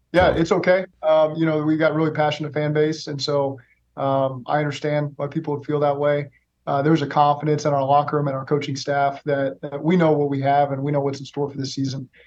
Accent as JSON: {"language": "English", "region": "Oklahoma", "country": "United States", "also_born_or_lived": "Los Angeles", "moved": "as an adult", "lives_now": "Cincinnati, United States", "said": "I'm from Oklahoma. I've lived in Cincinnati"}